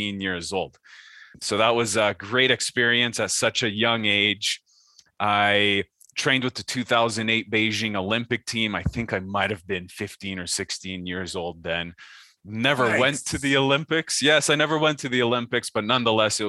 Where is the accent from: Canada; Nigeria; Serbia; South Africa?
Canada; also born or lived in France / Alberta, Canada; I was born in France before moving to Canada. So that's why they put me into French immersion courses throughout my childhood